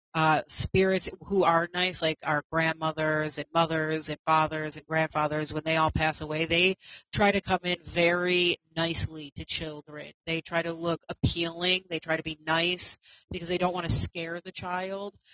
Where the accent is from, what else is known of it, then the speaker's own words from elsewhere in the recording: New York, United States; Amityville is in New York, where I am from. Um, um, and the Amityville house, the original one, is not far from my hometown.